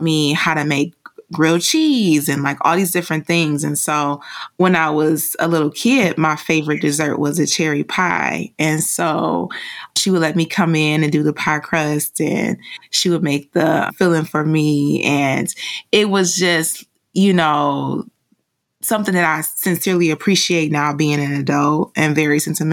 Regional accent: Detroit, Michigan, United States; I'm just a girl from Detroit

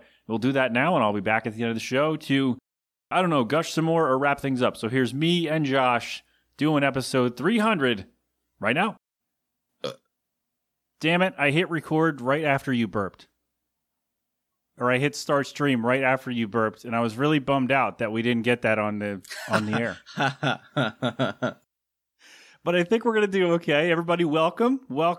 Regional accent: Philadelphia, Pennsylvania, United States; my hometown.

